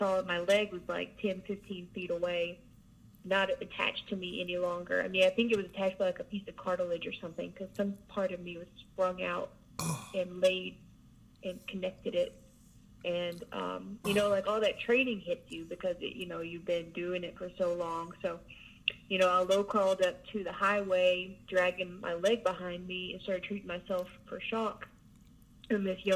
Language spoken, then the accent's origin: English; southeast Oklahoma, United States; I'm from Oklahoma, southeast Oklahoma, a little town there